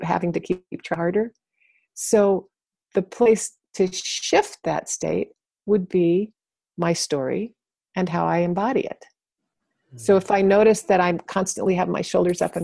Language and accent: English; Arlington, Virginia, United States; I grew up in Arlington, Virginia, right next to Washington, D.C.